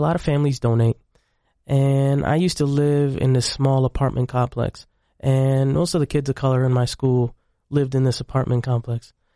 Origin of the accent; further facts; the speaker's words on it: Syracuse, New York, United States; also born or lived in Egypt; I came to the United States in about ninety-six, ninety-seven, and we grew up in Syracuse, New York